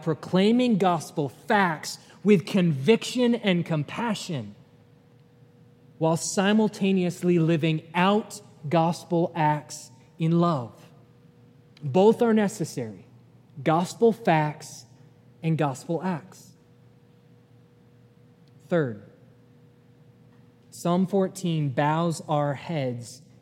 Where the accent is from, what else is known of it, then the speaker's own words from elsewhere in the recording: New England, United States; now in Chattanooga, United States; I'm from New England